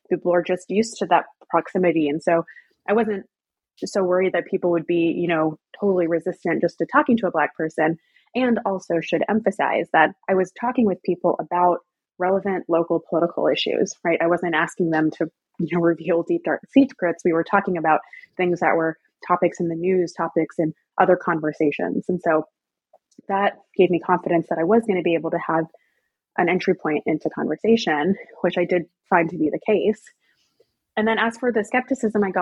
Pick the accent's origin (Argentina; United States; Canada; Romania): United States; the South; I'm, I'm from the South, I'm very familiar with the area